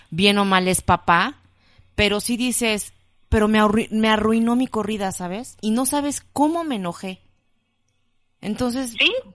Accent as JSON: {"language": "Spanish", "town": "Coatepec", "region": "Veracruz", "country": "Mexico", "moved": "yes", "lives_now": "Mexico City, Mexico", "said": "de Coatepec, Veracruz"}